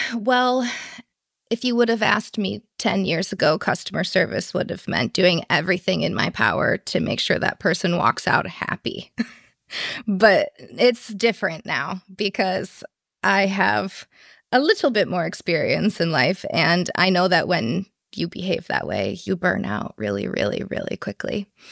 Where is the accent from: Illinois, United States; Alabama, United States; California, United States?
Illinois, United States; Chicago; now in San Francisco, United States; I'm actually originally from Chicago